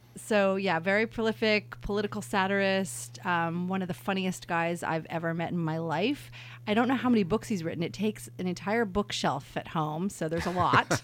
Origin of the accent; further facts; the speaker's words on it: New York City, New York, United States; also born or lived in San Francisco; now in Napa, United States; I was born in New York City